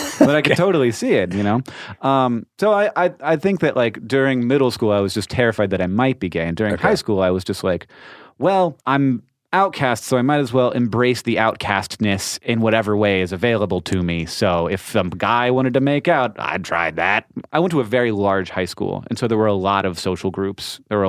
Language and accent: English; Orlando, Florida, United States; No, I grew up in Orlando.